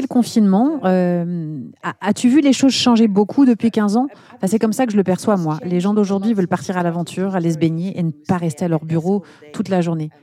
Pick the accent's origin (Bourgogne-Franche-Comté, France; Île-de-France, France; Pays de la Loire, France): Bourgogne-Franche-Comté, France; Besançon; moved away as an adult; also born or lived in London, United Kingdom; now in Marseille, France; moi je viens de Besançon, donc l'est de la France